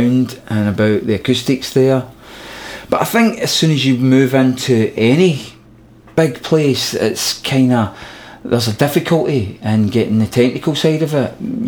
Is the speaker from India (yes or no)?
no; Glasgow, Scotland, United Kingdom; we're from Glasgow